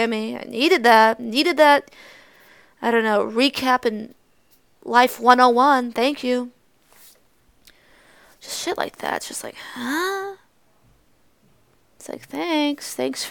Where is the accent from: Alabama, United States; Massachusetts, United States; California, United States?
Massachusetts, United States